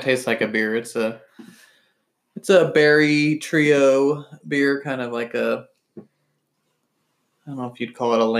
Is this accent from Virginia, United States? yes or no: no; Kansas, United States; When I was growing up, Kansas wouldn't even let you buy anything on Sundays